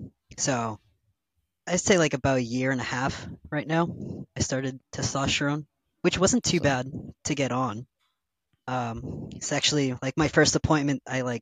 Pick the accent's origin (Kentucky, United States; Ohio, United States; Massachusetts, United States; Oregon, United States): Massachusetts, United States; I'm from Massachusetts. I've been here my whole life